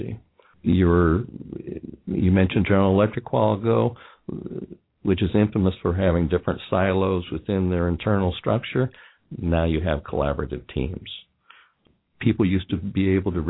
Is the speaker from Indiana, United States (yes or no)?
yes; Indiana, United States; also born or lived in Ohio; now in Kentucky, United States; being born and raised in Indiana, having spent most of my time in Ohio, and now I'm living in Kentucky